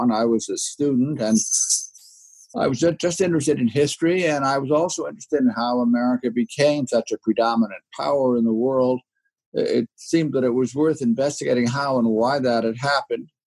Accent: upstate New York, United States; now in Berkeley, United States; I um, grew up in upstate New York.

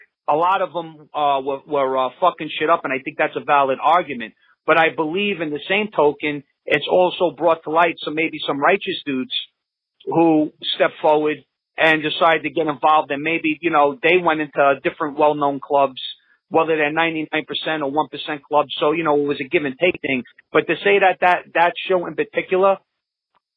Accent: New York City, New York, United States; now in upstate New York, United States; I live upstate New York now. I'm originally from Brooklyn

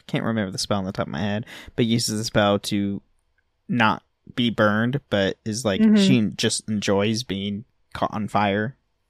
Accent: Pennsylvania, United States; someone who was born and raised in Pennsylvania for 7 years, the Appalachian Mountains is just a bad place.

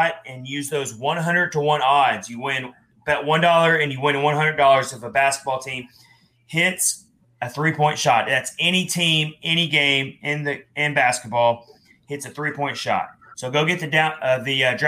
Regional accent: Nashville, Tennessee, United States; I'm a Nashville native.

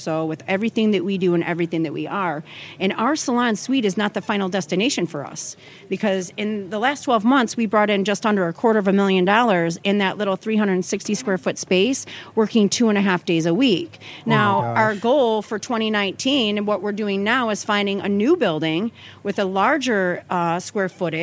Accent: Clarkston, Michigan, United States; I'm from a suburb outside of Detroit. It's called Clarkston. It's super small. Really, really small. I grew up on dirt roads, playing outside.

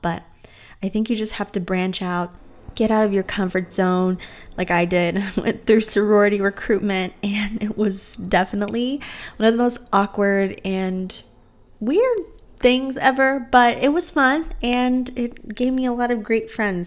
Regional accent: Texas, United States; moved away as an adult; also born or lived in New Orleans; whenever I moved away from Texas to go to college in New Orleans

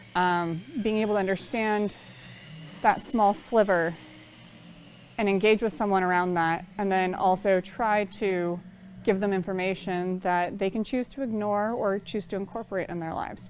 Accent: Bay Area, California, United States; I was born and raised in the Bay Area

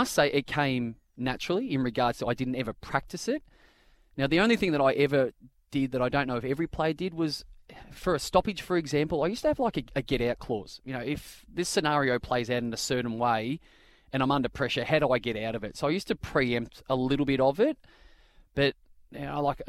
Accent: Bendigo, Victoria, Australia; also born or lived in Kew, Victoria; I grew up in the outskirts of Bendigo.

